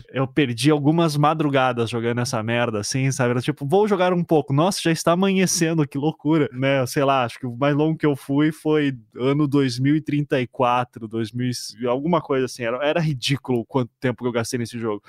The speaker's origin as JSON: {"language": "Portuguese", "country": "Brazil", "said": "para mim, como brasileiro"}